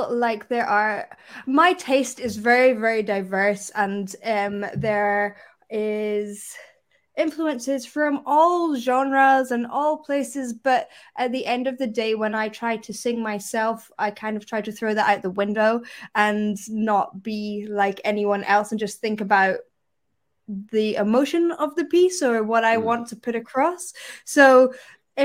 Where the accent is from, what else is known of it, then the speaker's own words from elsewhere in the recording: Perthshire, Scotland, United Kingdom; also born or lived in London; I'm definitely an East Coast of Scotland woman. That's where I'm from. So I'm from Perthshire